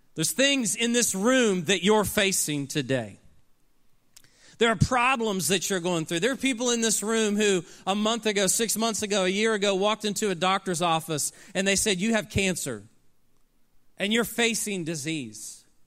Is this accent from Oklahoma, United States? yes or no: yes; Oklahoma City, Oklahoma, United States; I grew up in Oklahoma City, Oklahoma